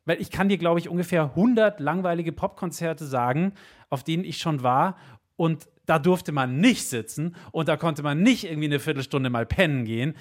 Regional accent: Bavaria, Germany; bei uns in Bayern

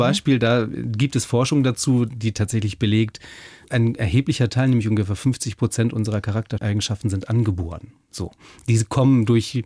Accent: the North, Northern Germany, Germany; also born or lived in Passau; die nüchternen protestantischen Kirchen bei uns im Norden

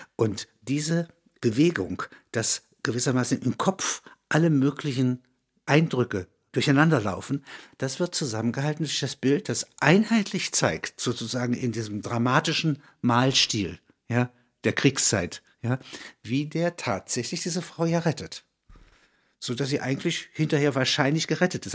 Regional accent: Halberstadt, Saxony-Anhalt, Germany; Das sind alles Klassengenossen aus dem Domgymnasium Halberstadt

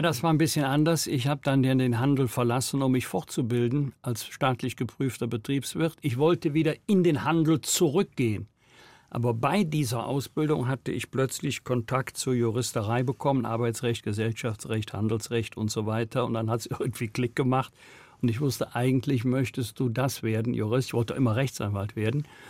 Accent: Rhineland, Germany; Ich komme hier aus dem Rheinland

